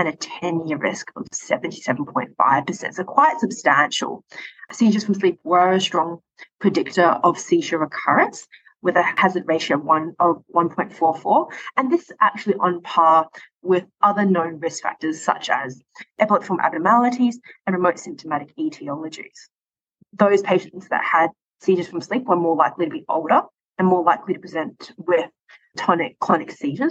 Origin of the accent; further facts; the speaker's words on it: Perth, Western Australia, Australia; moved away as an adult; now in Calgary, Canada; I'm originally from Perth, Western Australia